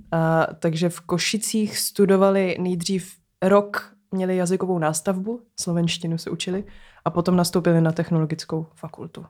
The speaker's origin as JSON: {"language": "Czech", "region": "Prague", "country": "Czechia", "tie": "born or raised there", "said": "Vyrůstala jsem na Barandově"}